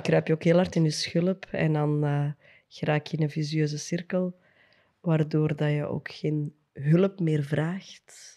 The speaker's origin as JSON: {"language": "Dutch", "town": "Antwerp", "region": "Flanders", "country": "Belgium", "tie": "born or raised there", "said": "we zijn van, eh, van het Kiel, ben ik wel super trots op."}